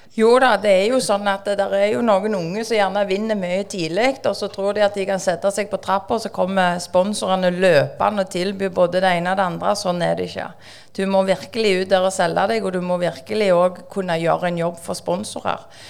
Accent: Bjørheimsbygd, Rogaland, Norway; also born or lived in Stavanger; now in Sandnes, Norway; jeg er oppvokst i Bjørnsbygd, Strand kommune, Ryfylke, og så bor vi på Sandnes.

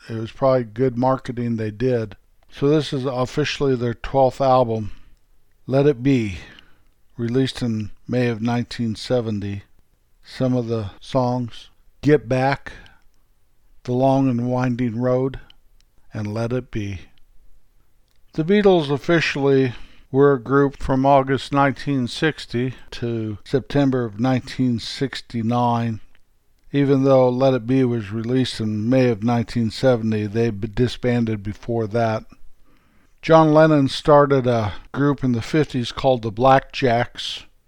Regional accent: Colorado, United States; moved away; Back where I was raised in Colorado, from my parents' old house, you can see the Continental Divide

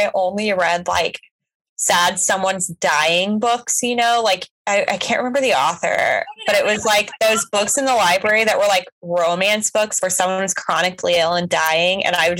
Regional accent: Oklahoma, United States; I grew up in Oklahoma.

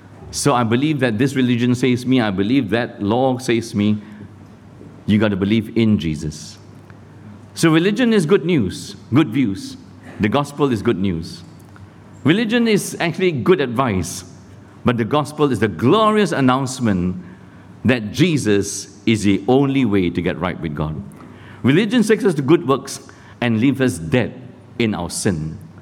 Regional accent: Malaysia; also born or lived in Sydney, Australia; now in Singapore; I'm a Christian too. I was born in Malaysia. Got converted here at Billy Graham Crusade in Sydney.

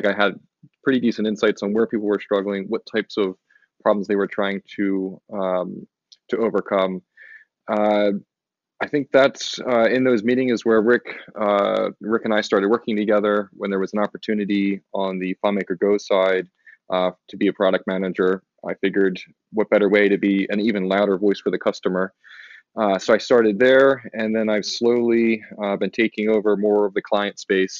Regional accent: Baltimore, Maryland, United States; moved away as an adult; now in California, United States; I'm originally from Baltimore, Maryland

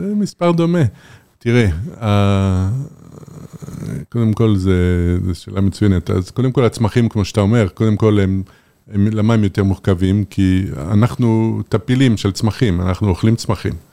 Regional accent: Paris, Île-de-France, France; now in Israel; אני גדלתי בפריס

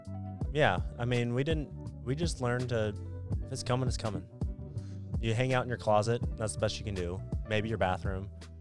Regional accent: Oklahoma, United States; I grew up in Oklahoma. The Great Plains.

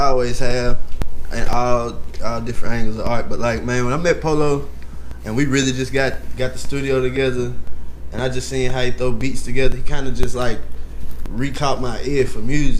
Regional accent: Atlanta, Georgia, United States; born there; I was born in Atlanta. A lot of people don't know that about me. Grady baby, you know what I'm saying?

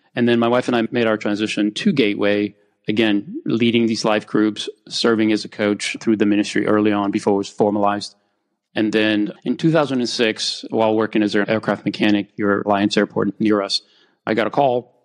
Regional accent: Romania; now in United States; I grew up in Romania while I was still under communism

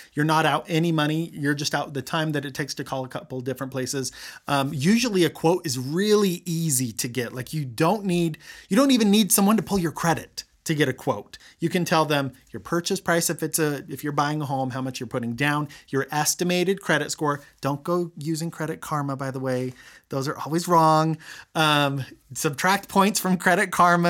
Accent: Roy, Utah, United States; I grew up in Roy.

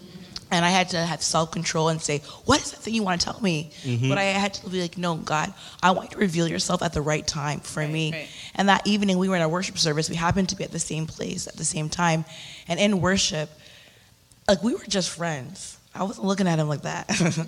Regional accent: Canada; moved away; also born or lived in United States; my husband and I, we were two Canadians that met in the U.S.

